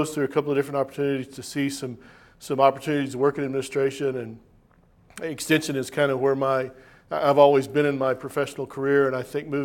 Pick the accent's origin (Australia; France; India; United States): United States; Amarillo, Texas; moved away as an adult; also born or lived in Tennessee / Nebraska; now in Virginia, United States; I was born in Texas, raised in Amarillo, Texas